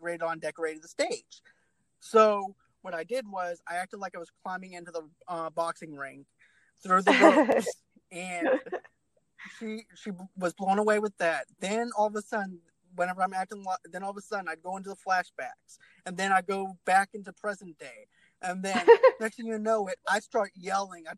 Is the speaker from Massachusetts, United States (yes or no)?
yes; Boston, Massachusetts, United States; I'm actually originally from Boston